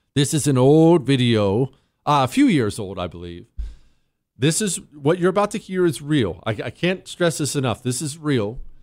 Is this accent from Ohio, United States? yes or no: yes; Toronto, Ohio, United States; moved away; also born or lived in Steubenville, Ohio; I was born in Steubenville, Ohio, grew up when I was ten, until I was ten in Toronto, Ohio